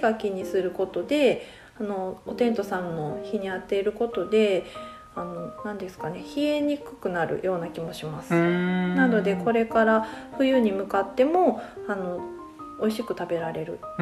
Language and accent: Japanese; Niigata, Japan; 私はあの新潟出身なんですけど